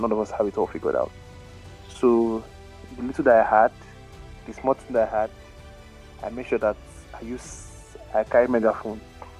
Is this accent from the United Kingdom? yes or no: no; Canada; And then I grew up in Canada.